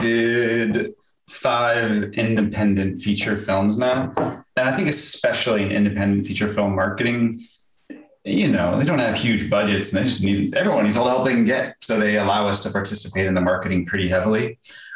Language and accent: English; San Diego, California, United States; Doug and I are from San Diego